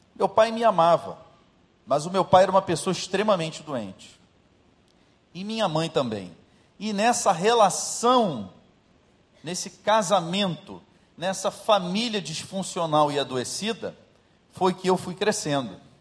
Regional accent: Rio de Janeiro, Brazil; eu saí de Jacarepaguá

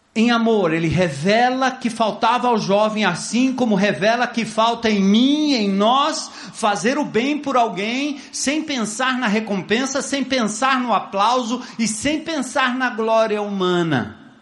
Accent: Brazil; nós, como brasileiros, como religiosos

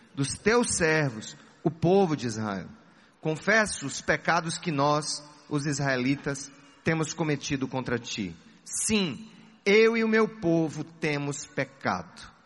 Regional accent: Paraíba, Brazil

